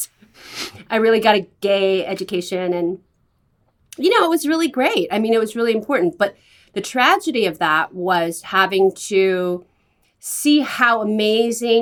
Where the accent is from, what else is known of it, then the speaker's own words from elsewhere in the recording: San Francisco, California, United States; I grew up in San Francisco